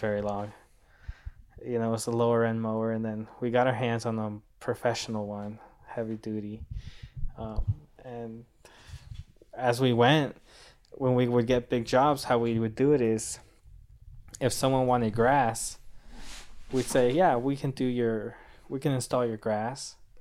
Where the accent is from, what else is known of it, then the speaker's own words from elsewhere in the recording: Rancho Santa Margarita, California, United States; also born or lived in Mexico; I grew up in Rancho Santa Margarita